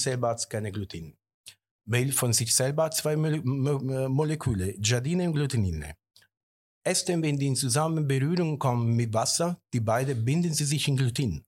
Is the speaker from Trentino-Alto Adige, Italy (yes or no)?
no; Sarno, Campania, Italy; German is a second language; now in Germany; wir sind von Kampagnen da unten, also wir kommen aus Sarno